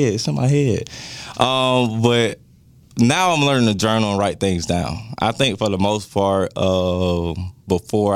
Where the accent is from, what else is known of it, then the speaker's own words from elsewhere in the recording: Jacksonville, Florida, United States; I'm from Jacksonville